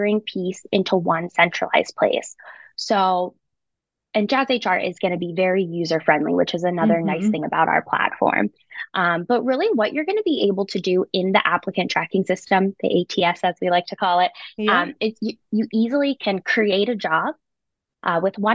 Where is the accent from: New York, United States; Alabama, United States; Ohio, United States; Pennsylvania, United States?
Pennsylvania, United States; Pittsburgh; I'm from Pittsburgh, Pennsylvania, born and raised